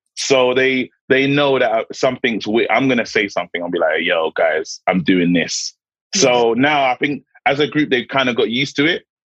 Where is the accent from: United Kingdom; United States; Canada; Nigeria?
United Kingdom; London; I, I grew up in Brixton